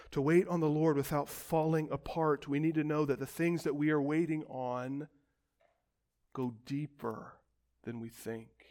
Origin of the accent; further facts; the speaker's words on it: United States; As modern American Christians